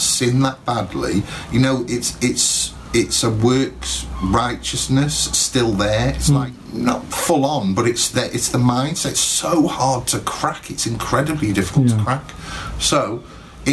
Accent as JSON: {"language": "English", "town": "Rhyl", "region": "Wales", "country": "United Kingdom", "tie": "born or raised there", "also_born_or_lived": "Birmingham", "said": "I was born in Birmingham. It's sort of in the centre of the UK. It moved to Rhyl when I was 8. So I went to school in Rhyl."}